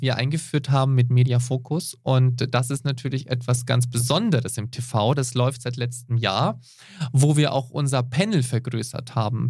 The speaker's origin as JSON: {"language": "German", "country": "Switzerland", "said": "bei uns in der Schweiz"}